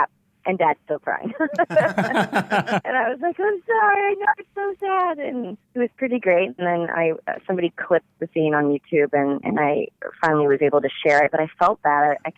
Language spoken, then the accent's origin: English; Washington, United States; I am from Washington State